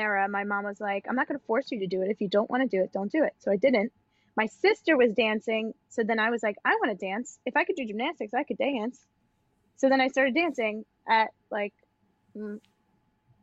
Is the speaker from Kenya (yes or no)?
no; Long Island, New York, United States; accent: Long Island; now in New York City, United States; From Long Island, as you can tell by my accent, my dance studio